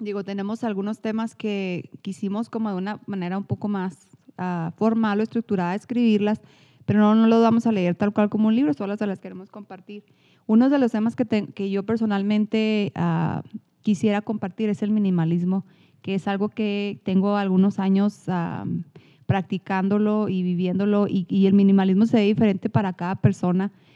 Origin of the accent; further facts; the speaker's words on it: Chihuahua, Mexico; accent: norteño; soy mexicana, soy de Chihuahua